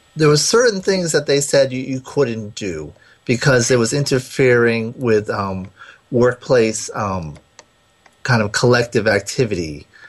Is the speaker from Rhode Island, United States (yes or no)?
yes; Rhode Island, United States; accent: Rhode Island; moved away; my Rhode Island accent